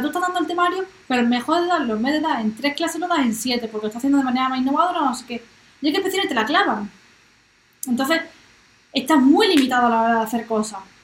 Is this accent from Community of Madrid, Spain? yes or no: no; Marbella, Andalusia, Spain; yo soy de Marbella